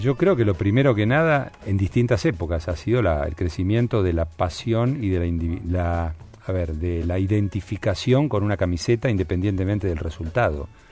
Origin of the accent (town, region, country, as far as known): Argentina